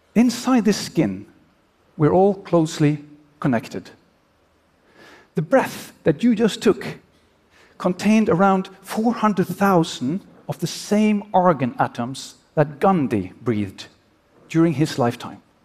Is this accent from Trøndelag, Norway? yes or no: no; Oslo, Norway; my hometown of Oslo